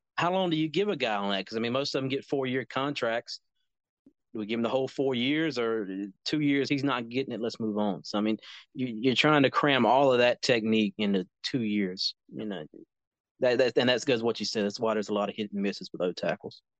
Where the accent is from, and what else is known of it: North Carolina, United States; born or raised there